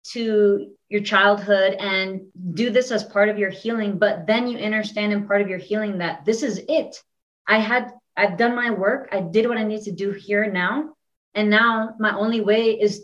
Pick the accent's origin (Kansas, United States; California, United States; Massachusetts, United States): California, United States; moved away